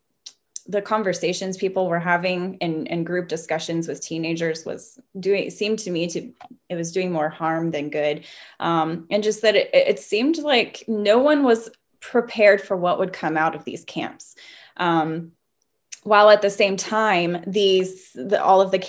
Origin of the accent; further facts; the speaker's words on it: the Bible Belt, United States; moved away as an adult; now in Vienna, Austria; I'm from the States and grew up in the Bible Belt.